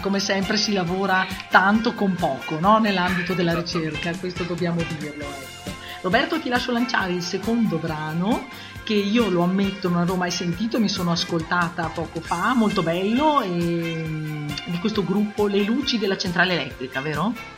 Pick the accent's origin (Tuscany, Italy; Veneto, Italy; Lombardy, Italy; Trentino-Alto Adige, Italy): Trentino-Alto Adige, Italy; Val di Non; per noi che veniamo dalla Val di Non